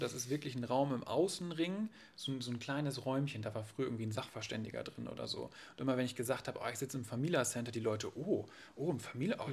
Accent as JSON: {"language": "German", "town": "Varel", "region": "Lower Saxony", "country": "Germany", "tie": "born or raised there", "moved": "as an adult", "lives_now": "Oldenburg, Germany", "said": "bin da aufgewachsen mit, mit einer älteren Schwester bei meinen Eltern im, im, im Haus"}